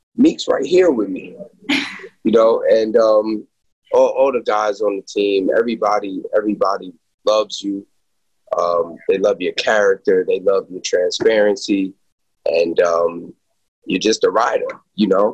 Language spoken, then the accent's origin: English; New Rochelle, New York, United States; moved away as an adult; also born or lived in Pennsylvania / Miami / Kansas City; I'm from New Rochelle, New York. Went to New Rochelle High School.